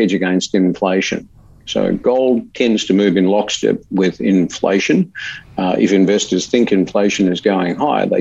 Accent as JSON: {"language": "English", "country": "Australia", "accent": "Australian", "moved": "as an adult", "lives_now": "Accra, Ghana", "said": "I'm an Australian. You might have picked by my accent."}